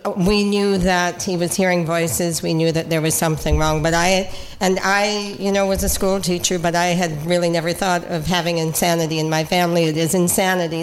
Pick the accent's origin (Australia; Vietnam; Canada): Canada; Cape Breton, Nova Scotia; now in Niagara Falls, Canada; I'm from Cape Breton